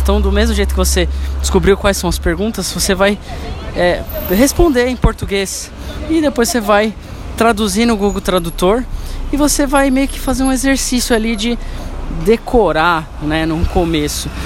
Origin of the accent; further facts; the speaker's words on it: São Paulo, Brazil; eu nasci na Zona Leste, São Paulo